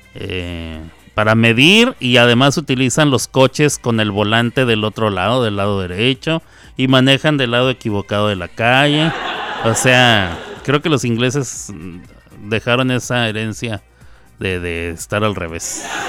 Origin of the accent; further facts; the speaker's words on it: Chihuahua, Mexico; En Chihuahua, de donde yo soy, cuando uno dice voy a almorzar, se está refiriendo a desayunar.